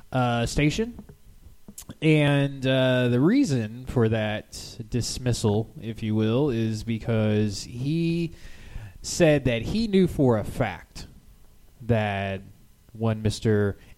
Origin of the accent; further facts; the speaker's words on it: Liverpool, North West England, United Kingdom; I'm from Liverpool.